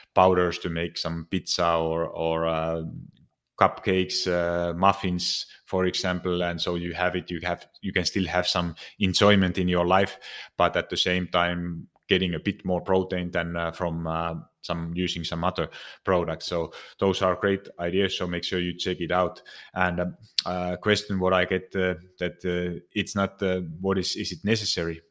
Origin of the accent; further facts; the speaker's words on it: Finland; moved away; I'm originally from Finland